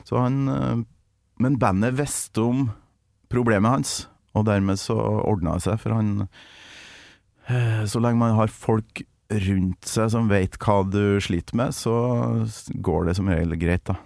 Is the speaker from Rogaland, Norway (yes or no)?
no; Kolvereid, Trøndelag, Norway; moved away; Kolvereid og der jeg kommer fra. Ytre Namdal.